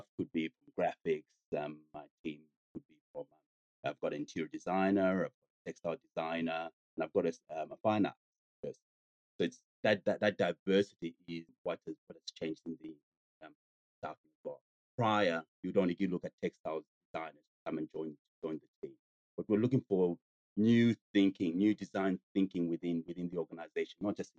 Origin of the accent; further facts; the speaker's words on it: Zambia; now in Australia; I come from Zambia in Africa.